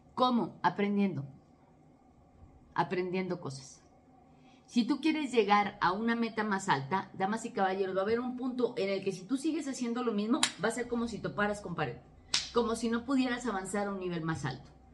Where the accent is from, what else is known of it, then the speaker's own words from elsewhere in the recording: Mexico; soy de México